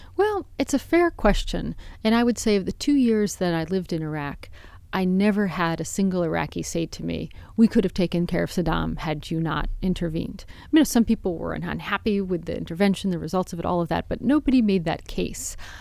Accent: United States; even as an American

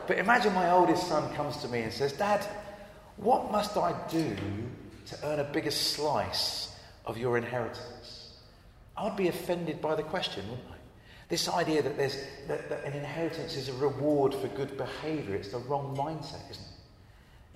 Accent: Brighton, South East England, United Kingdom; I grew up in Brighton uh, on the south coast.

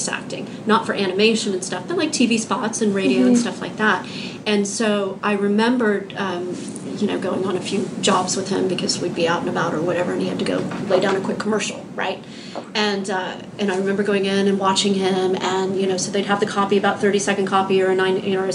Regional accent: Houston, Texas, United States; I'm from Houston.

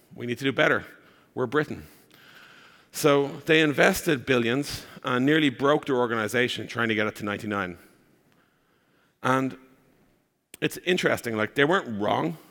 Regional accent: Ireland; accent: Irish; I am from Ireland. That's the accent you're hearing.

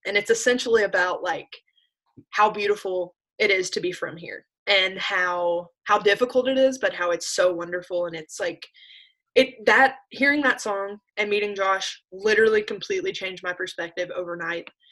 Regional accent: Appalachia, United States; I did definitely grew up resenting being Appalachian

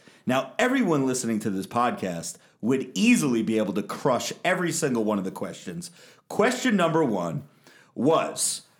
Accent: Tennessee, United States; I'm from Tennessee, everybody.

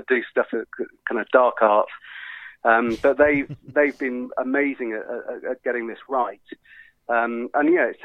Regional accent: United Kingdom; we as the British

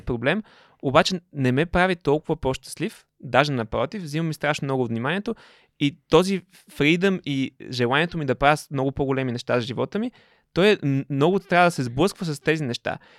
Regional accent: Panagyurishte, Pazardzhik Province, Bulgaria; also born or lived in England; да се върна в панегирище в родния ми град да си развивам този бизнес

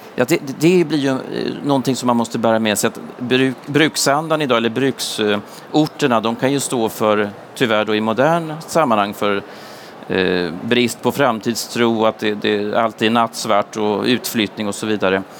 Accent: Sundsvall, Västernorrland County, Sweden; i mina hemtrakter. Jag är från Sundsvall

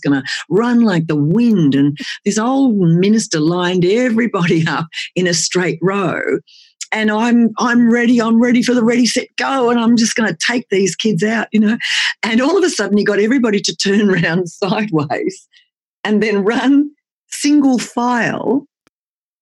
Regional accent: outback Queensland, Australia; also born or lived in Tasmania; I was born in Tassie but grew up in the outback in Queensland

